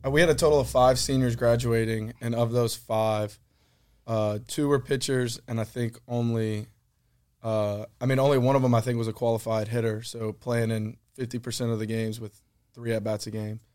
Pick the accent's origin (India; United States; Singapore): United States; Baton Rouge, Louisiana; I'm from Baton Rouge